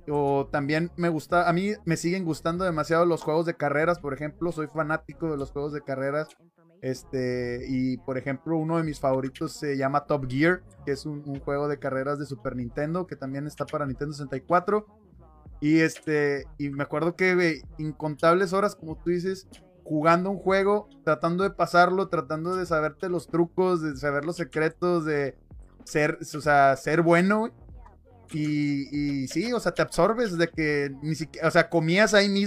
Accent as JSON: {"language": "Spanish", "country": "Mexico", "said": "Acuérdate que somos mexicanos, güey. Tenemos ingenio para ese pedo."}